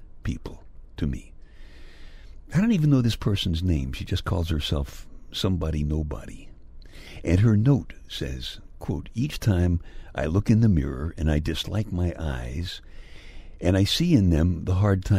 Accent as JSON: {"language": "English", "town": "Brooklyn", "region": "New York", "country": "United States", "tie": "born or raised there", "said": "my hometown of Brooklyn"}